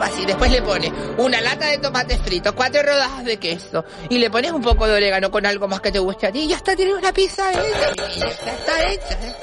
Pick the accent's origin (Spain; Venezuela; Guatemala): Spain; Canary Islands; mi tierra canaria